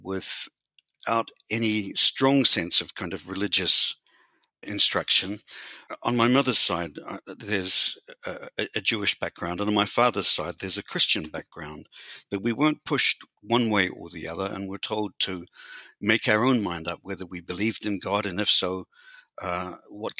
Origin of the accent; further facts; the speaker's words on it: New Zealand; I was born in New Zealand and raised and educated in New Zealand.